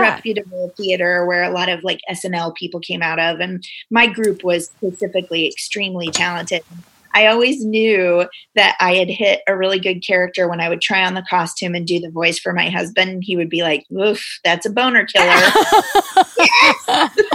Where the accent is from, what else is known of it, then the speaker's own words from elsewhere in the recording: Springfield, Missouri, United States; accent: Missouri; moved away as an adult; now in St. Louis, United States; I grew up in Springfield